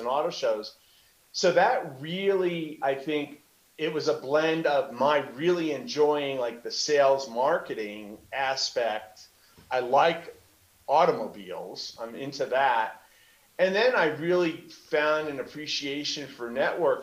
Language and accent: English; New Jersey, United States; growing up in Jersey